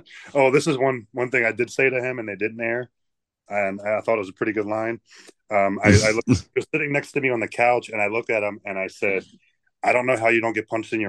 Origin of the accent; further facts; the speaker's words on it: Baltimore, Maryland, United States; I'm from Baltimore.